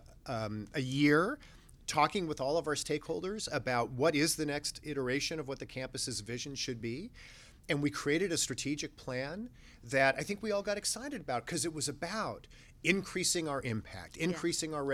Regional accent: Los Angeles, California, United States; we grew up in the San Fernando Valley, North Hollywood.

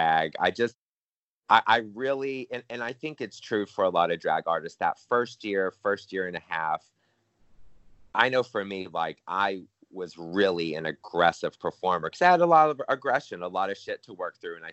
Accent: Louisiana, United States; I was born and raised in Louisiana

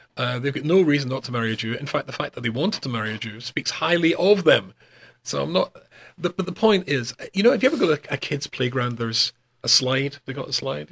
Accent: Glasgow, Scotland, United Kingdom; moved away as an adult; also born or lived in North West England; in Glasgow, my hometown

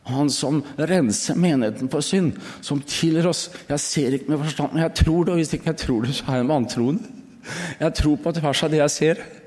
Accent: Østfold, Norway; moved away; hjemme i Østfold

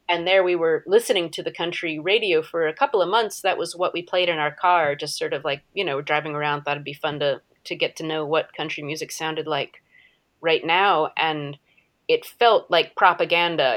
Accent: United States; As an American, as a white American

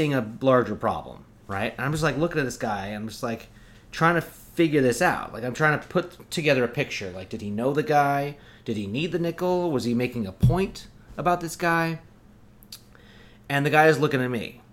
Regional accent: Oregon, United States; I'm from Oregon

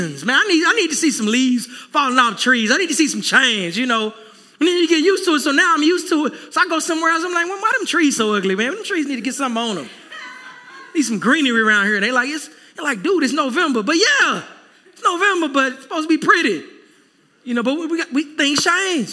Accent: Texas, United States; now in South Florida, United States; I'm a Texan through and through

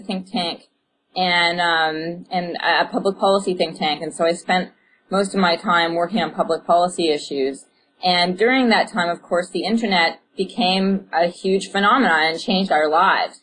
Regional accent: Canada; I'm Canadian, and I was going to the University of British Columbia

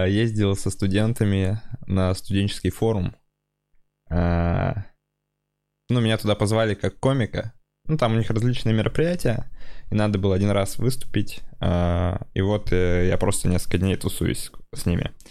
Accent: Udmurtia, Russia; Наши, я подразумеваю, русских. Я вообще удмурт

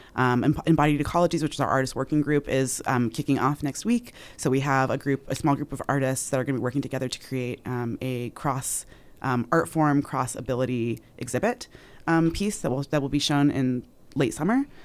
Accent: Utah, United States; as a black person growing up in Utah, being from Utah

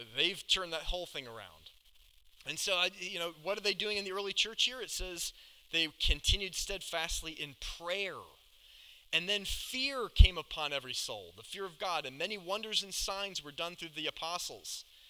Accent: Atlanta, Georgia, United States; moved away; I grew up in Atlanta, down south.

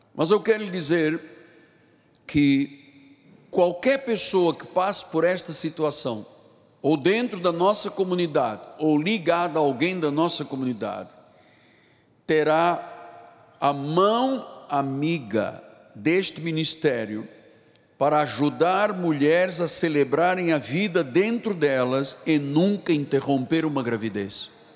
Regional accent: Brazil

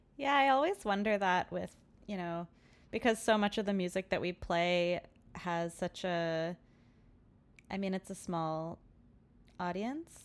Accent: New York, United States; also born or lived in Ohio; I grew up in New York, and then I left New York to go to school in Ohio

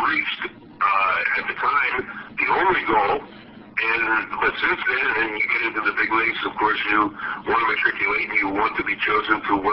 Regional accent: United States; For a young guy, uh, growing up in America and being an all-American kid

